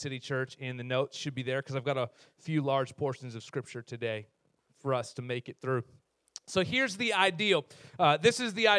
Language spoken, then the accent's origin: English; Canada; in our culture as Canadians, like we're the nice people of the world